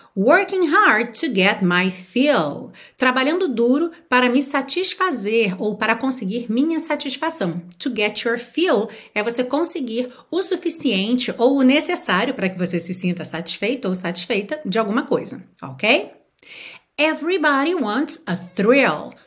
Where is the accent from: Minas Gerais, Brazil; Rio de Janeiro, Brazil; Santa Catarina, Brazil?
Rio de Janeiro, Brazil; eu nasci e fui criada no Rio de Janeiro